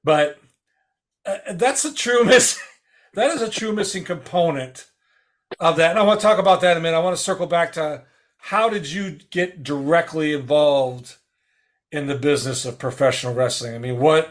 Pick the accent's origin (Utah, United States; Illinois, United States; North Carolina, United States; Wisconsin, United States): Wisconsin, United States; I grew up in Wisconsin